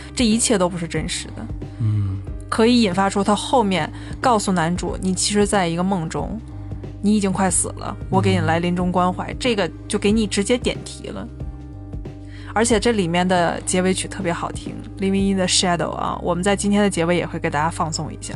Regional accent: China; 我们中国人

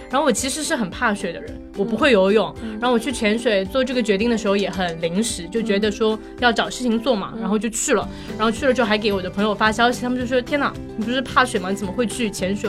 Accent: China

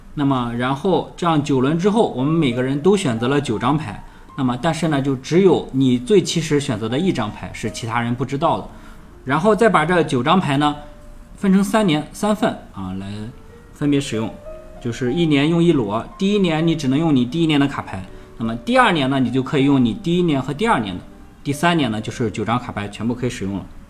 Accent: China; 我们中国人习惯从春天开始

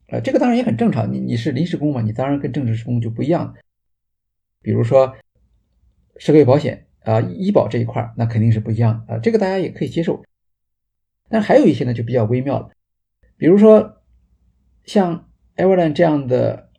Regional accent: China; 比我们中国人就是入场的时候其实还要啰嗦啊

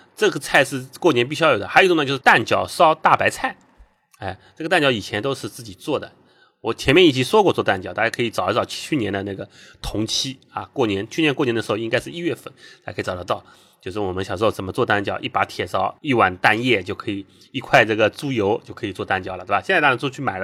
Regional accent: Shanghai, China; 作为上海人

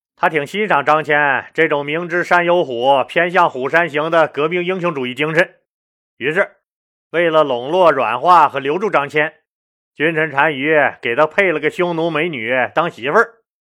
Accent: Northeast China, China; accent: Northeastern (Dongbei) Mandarin; 叫老登在我们东北话里，那多少有点骂人的意思

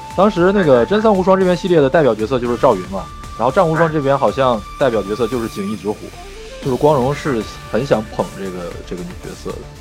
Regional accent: China; 作为一个中国人来说

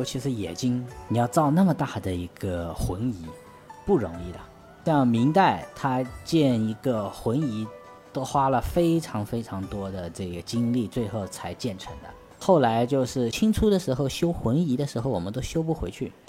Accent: China; 地理啊，其实我们中国人对于地理最早叫禹贡九州。

